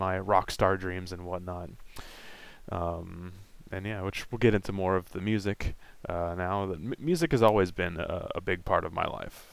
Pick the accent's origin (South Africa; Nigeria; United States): United States; Vancouver, Washington; I was born in Vancouver, Washington in 1991 and had, a fairly normal childhood for the time.